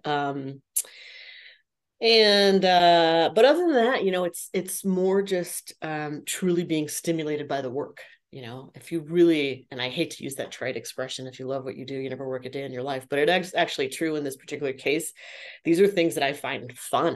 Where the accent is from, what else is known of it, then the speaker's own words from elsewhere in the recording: San Jose, California, United States; now in Las Vegas, United States; I was born and raised in San Jose, California, now living in Las Vegas, Nevada